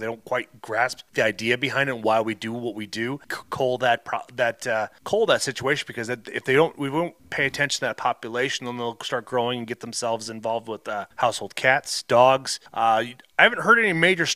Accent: Iowa, United States; moved away; also born or lived in Minnesota; I was growing up in Iowa

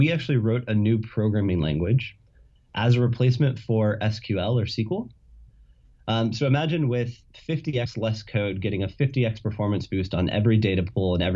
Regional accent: San Diego, California, United States; moved away as an adult; now in Boston, United States; I'm from San Diego, California

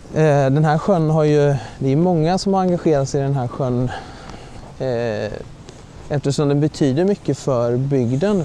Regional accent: Mullsjö, Jönköping County, Sweden; moved away as an adult; also born or lived in Uppsala; now in Uppland, Sweden; jag kommer ju från Västergötland från början, från Mullsjö som ligger i gränsen mot eh, Småland, nära Jönköping.

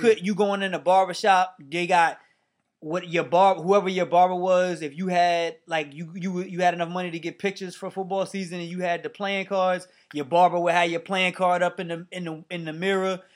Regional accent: Mount Vernon, New York, United States; also born or lived in New Rochelle; I moved away from Mount Vernon when I got to seventh grade, I actually moved to neighboring town, New Rochelle

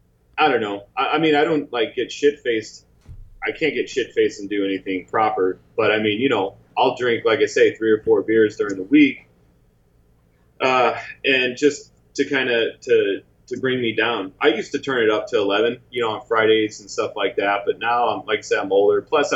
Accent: Midwest, United States; now in California, United States; I mean, I came from the Midwest, so I think California is amazing

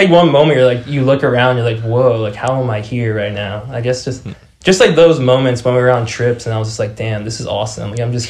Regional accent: Toms River, New Jersey, United States; I grew up in Toms River, New Jersey. It's actually right next to the Jersey Shore, if you're familiar.

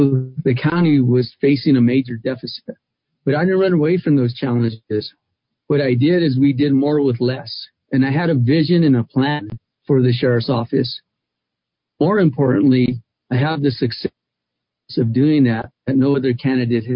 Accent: Albuquerque, New Mexico, United States; I was born and raised in Albuquerque

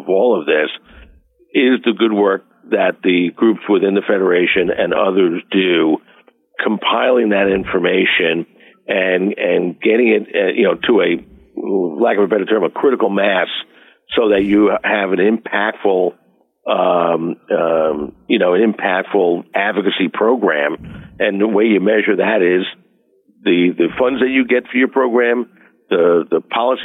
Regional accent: West Hempstead, New York, United States; now in Albany, United States; I grew up in West Hempstead with one of 12 kids

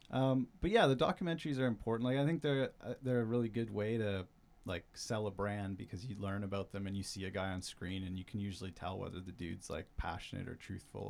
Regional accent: Burns Lake, British Columbia, Canada; I grew up in Burns Lake, like a small town up north.

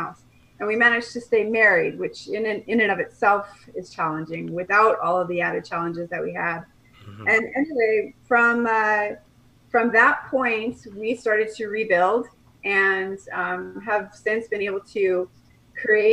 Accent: Colorado, United States; moved away as an adult; also born or lived in Nebraska; now in Kelowna, Canada; I'm from Colorado. I grew up in Colorado, went to school in Nebraska, met my husband in graduate school

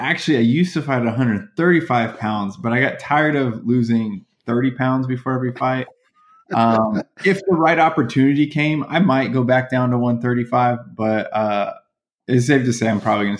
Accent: Virginia, United States; So I always consider Virginia. And so my closest friendships are the kids I grew up with in Virginia.

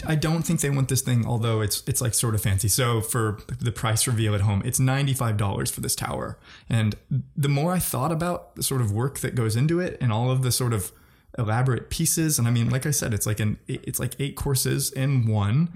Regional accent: Missouri, United States; I'm from Missouri

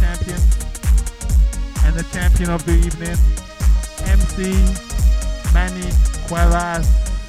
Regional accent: London, United Kingdom; I'm from London.

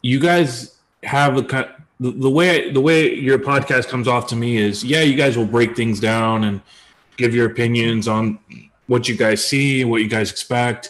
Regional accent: United States; accent: American English; I'm an American

